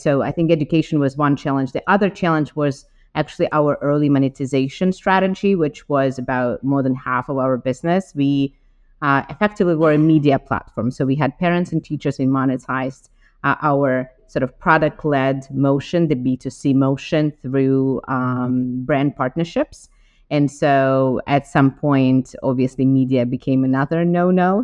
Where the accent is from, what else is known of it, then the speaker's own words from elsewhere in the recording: Ukraine; moved away as an adult; now in United States; I'm originally from Ukraine, uh, and I got to US some 17 years ago uh, to do my MBA at Wharton